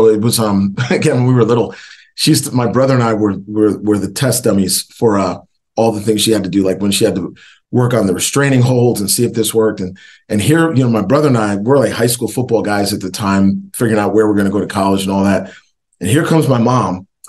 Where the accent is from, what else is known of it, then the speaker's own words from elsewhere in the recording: Northeast, United States; But recruiting wise, you know, growing up in the Northeast, you really get recruited by a lot of schools in the Northeast, especially back in the late 80s.